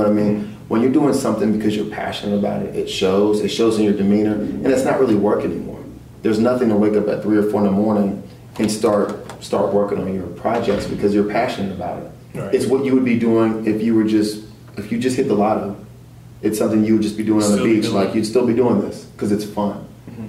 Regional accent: Louisiana, United States; also born or lived in Frankfurt, Germany / Texas; My mom was in the Army for 22 years, so I was born in Frankfurt and moved and traveled my whole entire life. I basically grew up mainly in Louisiana and Texas, but we always traveled.

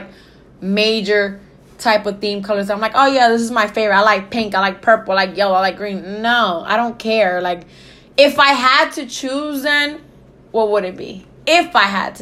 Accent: New York City, New York, United States; moved away; I'm originally from New York

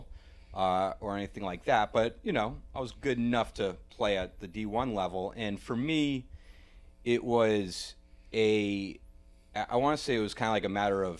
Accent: Hanover, New Hampshire, United States; moved away; where I grew up is right near Dartmouth College

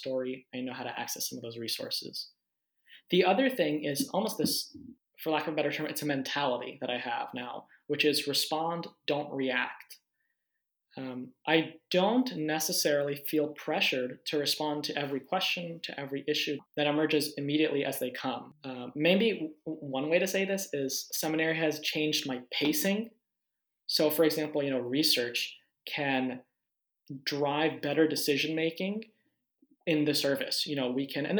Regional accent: Pittsburgh, Pennsylvania, United States; I'm from Pittsburgh.

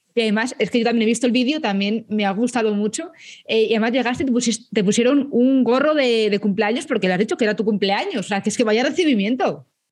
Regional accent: Madrid, Community of Madrid, Spain; soy madrileña, yo dije, joder, que yo quiero hacerlo en Madrid porque es que es mi ciudad

